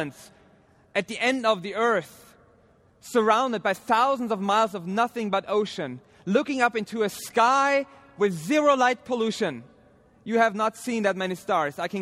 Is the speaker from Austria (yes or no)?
yes; Austria; moved away as an adult; my home country of Austria